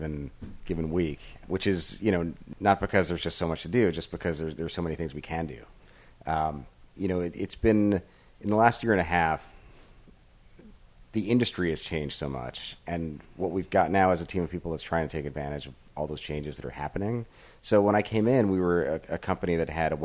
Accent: Fort Lauderdale, Florida, United States; moved away; I grew up in Fort Lauderdale

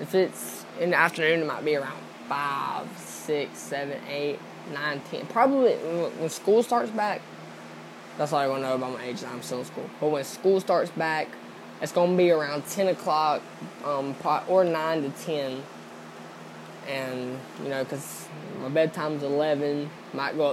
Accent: Georgia, United States; I'm from Georgia

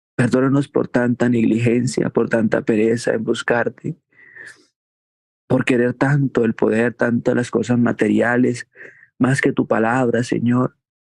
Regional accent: Colombia; como colombianos

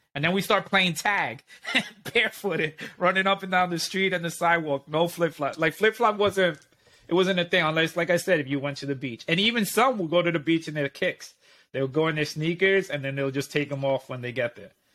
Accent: New York, United States; we are considered rude people.

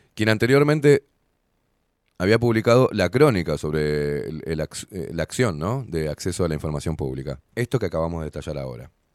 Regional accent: Uruguay; todos los que vivimos en este fucking país

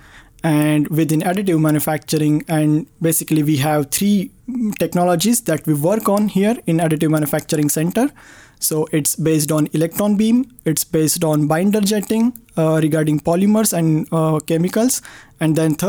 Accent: Pune, Maharashtra, India; moved away as an adult; also born or lived in Chennai, India; now in Sweden; I grew up in Pune, India as well

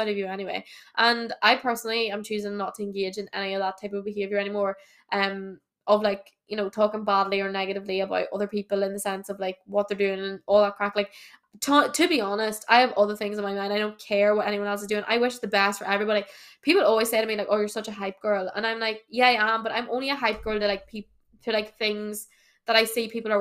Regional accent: Ireland; I'm from Ireland, obviously.

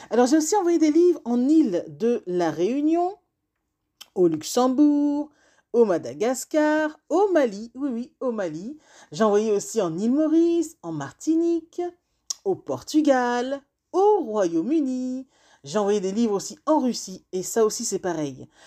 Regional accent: Benin; now in France; le Bénin, c'est mon pays d'origine.

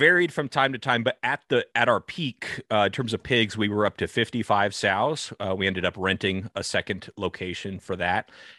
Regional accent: California, United States; So I'm in the U.S. I grew up in Northern California, and I grew up on just 5 acres, so very small farm, not large at all

